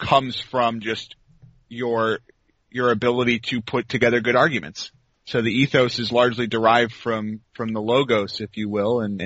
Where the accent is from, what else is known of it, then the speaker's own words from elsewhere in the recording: Washington, District of Columbia, United States; moved away as an adult; now in North Carolina, United States; I am from the D.C. area. Huh. I live in North Carolina now